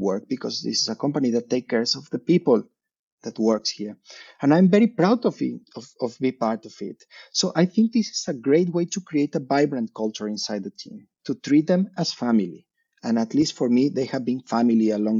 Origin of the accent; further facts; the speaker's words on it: Mexico City, Mexico; moved away as an adult; now in Navi Mumbai, India; I come from Mexico City.